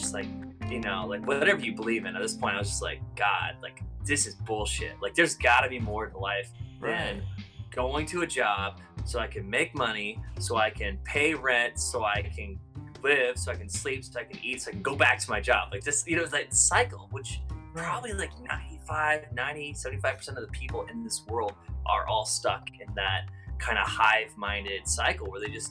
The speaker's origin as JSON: {"language": "English", "region": "Florida", "country": "United States", "tie": "born there", "also_born_or_lived": "Canada", "said": "My dad was a touring performing musician, and I was born in Florida on tour into the performing life. And so I grew up traveling around America, you know, the United States, America, and Canada with my family and my parents and performing."}